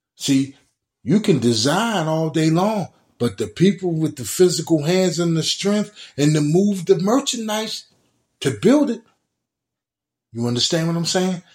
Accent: Baltimore, Maryland, United States; growing up in Baltimore City, Bell and Garrison

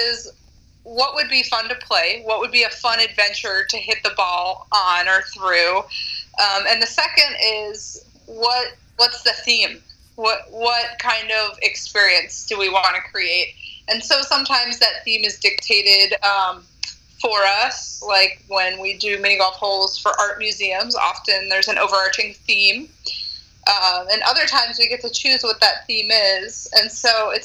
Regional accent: Pennsylvania, United States; moved away; I grew up in Pennsylvania on the East Coast

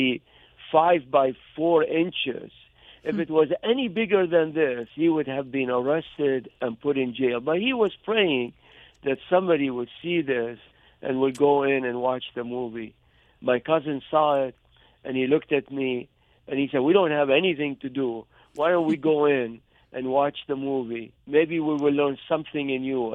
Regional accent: Mosul, Nineveh, Iraq; moved away as an adult; also born or lived in Baghdad, Iraq / Lebanon; now in Berrien Springs, United States; I grew up in the biblical city of Nineveh, which is called Mosul today

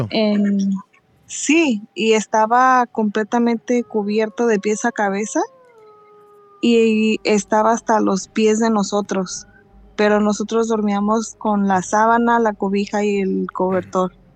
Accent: Mexico City, Mexico; now in California, United States; soy de la Ciudad de México, pero vivo acá para California

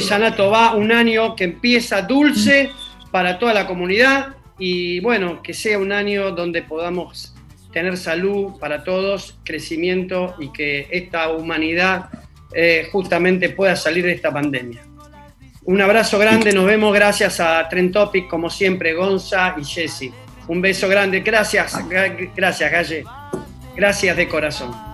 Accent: Argentina

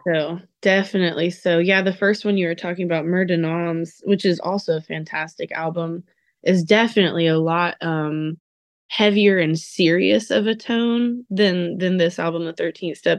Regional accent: Texas, United States; I'm from Texas, so I also, you know, am a big country fan

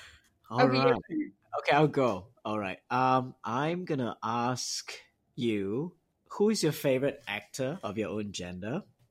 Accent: Selangor, Malaysia; I'm from a small town in Selangor near KL, about an hour's drive from KL, Malaysia. I've lived there most of my life.

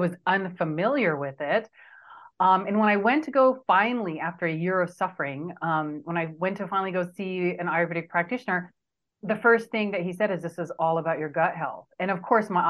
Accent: Southern California, United States; accent: California; also born or lived in India; I came here when I was 4 years old, here being Southern California, and I was raised here most of my life.

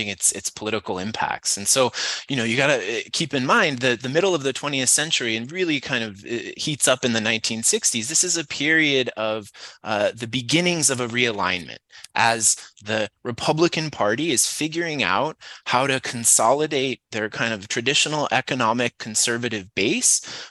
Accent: St. Louis, Missouri, United States; now in San Diego, United States; I grew up in St. Louis and Cardinals fan and played baseball my whole life

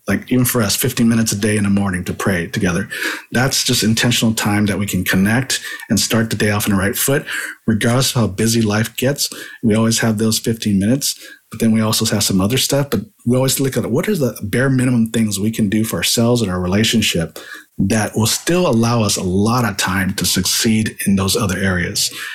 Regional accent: San Jose, California, United States; also born or lived in Hawaii; moved to San Jose, California when I was pretty young. I was still nine years old, uh, but really grew up in California. I grew up in the Bay Area

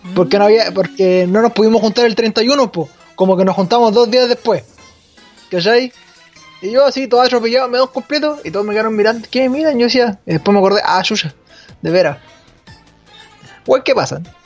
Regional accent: Chile; Acá en Chile

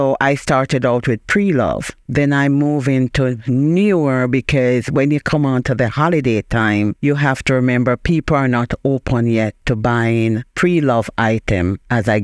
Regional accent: Jamaica; moved away as an adult; now in Springfield, United States; I am originally from Jamaica.

